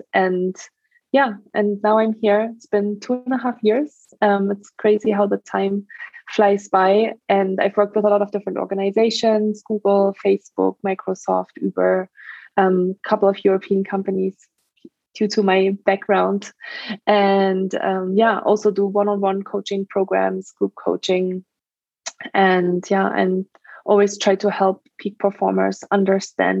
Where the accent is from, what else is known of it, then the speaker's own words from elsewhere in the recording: Germany; English is a second language; moved away as an adult; also born or lived in France / Australia / Ireland; now in United States; I'm from Germany originally. That's where I grew up for the first 19 years of my life